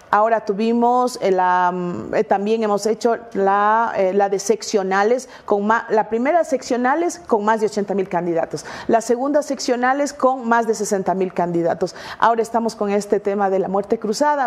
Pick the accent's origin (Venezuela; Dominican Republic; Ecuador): Ecuador; Como ecuatorianos